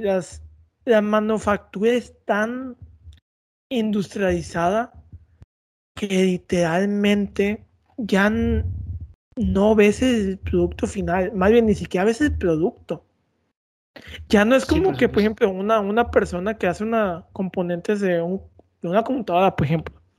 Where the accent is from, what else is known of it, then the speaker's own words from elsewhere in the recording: Mexico; somos mexicanos